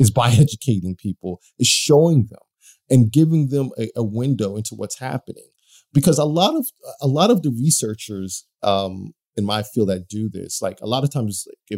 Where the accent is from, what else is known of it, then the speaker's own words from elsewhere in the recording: United States; I mean, I'm from the United States. There are a bunch of racists here